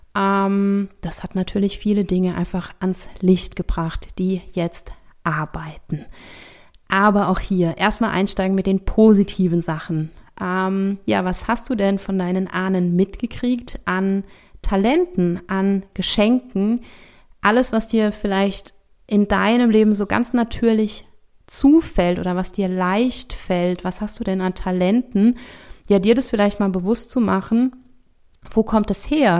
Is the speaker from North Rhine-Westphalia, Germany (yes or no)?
no; Rhineland-Palatinate, Germany; bei uns in der Pfalz